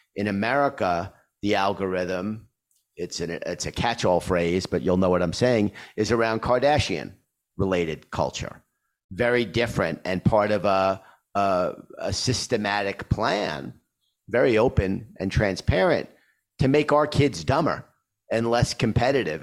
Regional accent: New York, United States; I'm a New Yorker

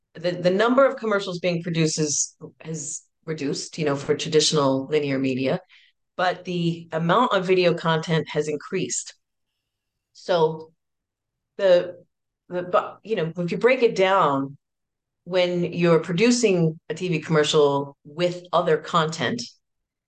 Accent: New York City, New York, United States; I grew up in New York City

